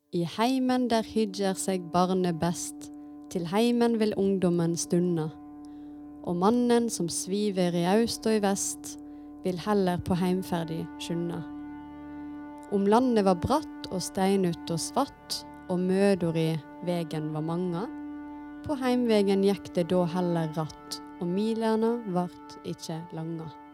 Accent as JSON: {"language": "Norwegian", "town": "Vaksdal", "region": "Vestland", "country": "Norway", "tie": "born or raised there", "said": "jeg kommer fra Vaksdal kommune utenfor Bergen, og det er en uh, nynorsk kommune. Og jeg har hatt uh, nynorsk som hovedmål når jeg er på skolen"}